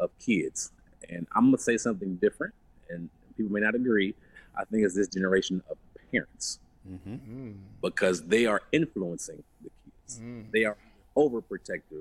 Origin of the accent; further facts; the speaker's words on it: Cleveland, Ohio, United States; I come from Cleveland, Ohio.